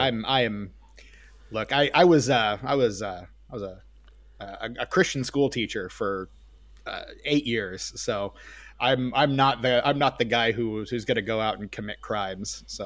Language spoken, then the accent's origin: English; Midwest, United States; I'm from the Midwest